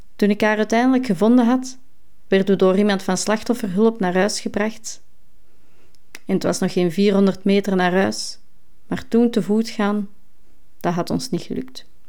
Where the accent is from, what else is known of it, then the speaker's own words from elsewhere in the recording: Essen, Flanders, Belgium; richting Overda, in mijn geboortedorp